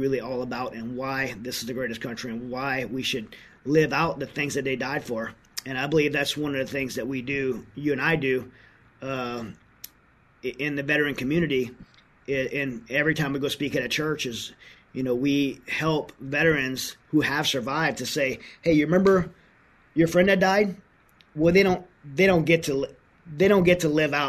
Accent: United States; as an American

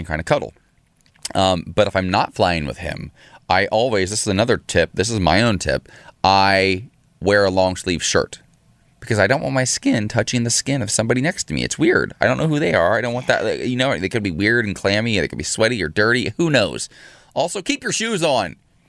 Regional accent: Columbus, Ohio, United States; Columbus, Ohio, my hometown

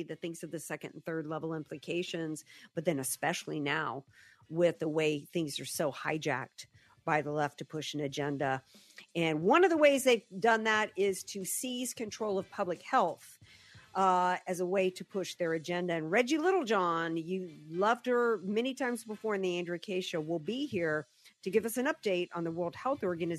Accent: the South, United States; I've been saying that, you know, that I grew up in the South.

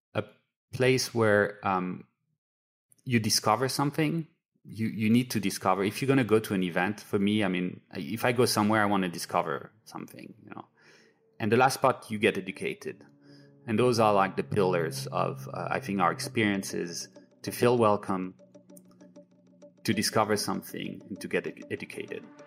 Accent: France; moved away; I grew up in France where you buy, you know, skincare in a pharmacy

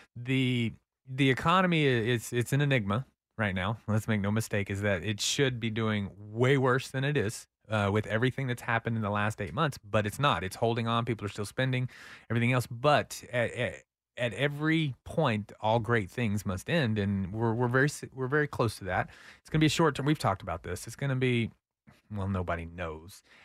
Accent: Austin, Texas, United States; I'm a Northie

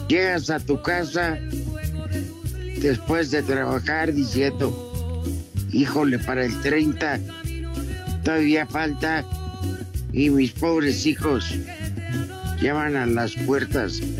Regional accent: San Luis Potosí, Mexico; Hola, trío de viejos malditos. … de San Potosí.

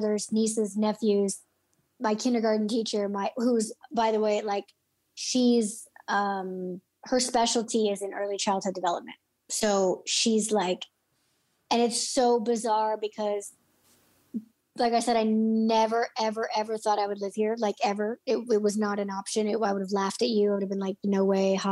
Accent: Illinois, United States; moved away as an adult; also born or lived in Florida / Los Angeles; I'm in my hometown

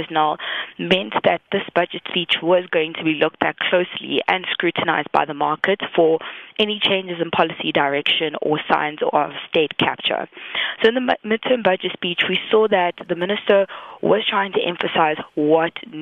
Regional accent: South Africa; me as a South African and just an everyday person

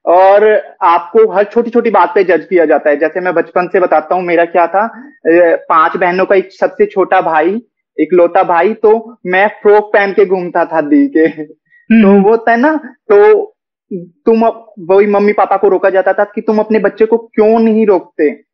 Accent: Haryana, India; हरियाणा से होके खुद को एक्सेप्ट करना बहुत बड़ी बात है मेरे लिए बहुत डिफिकल्ट रहा है

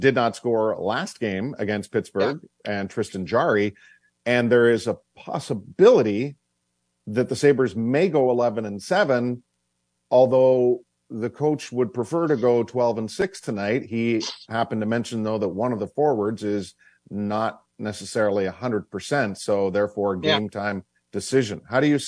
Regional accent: Oshawa, Ontario, Canada; my birth certificate says that's where I was born

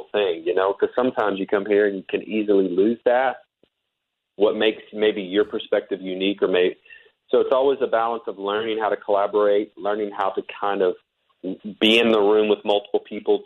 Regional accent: Fort Worth, Texas, United States; moved away as an adult; now in Nashville, United States; I was born and raised in Texas

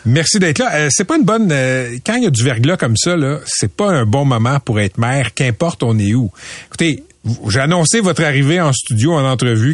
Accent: Laval, Quebec, Canada; j'ai j'ai grandi à Laval, je suis à Fabreville

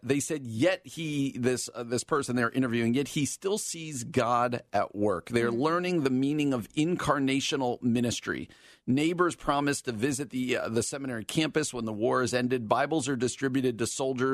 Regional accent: New Jersey, United States; from my home state of New Jersey

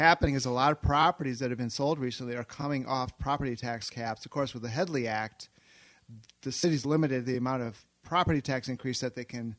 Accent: Saugatuck, Michigan, United States; moved away as an adult; also born or lived in Chicago; Born and raised in Saugatuck. And spent a few years away in Chicago for love.

